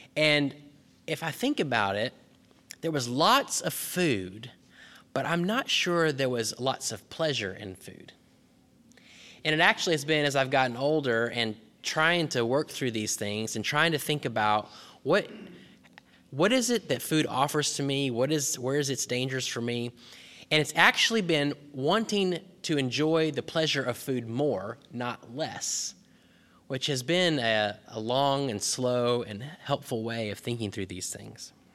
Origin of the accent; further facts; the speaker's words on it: Texas, United States; When I was growing up in Texas